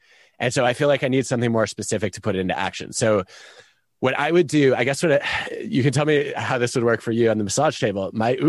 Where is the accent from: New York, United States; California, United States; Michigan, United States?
Michigan, United States; I grew up in Michigan. I used to have very high tolerance for cold.